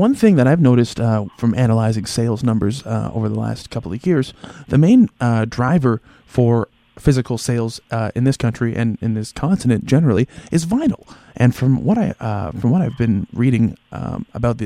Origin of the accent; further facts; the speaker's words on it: St. Catharines, Ontario, Canada; growing up in St. Catharines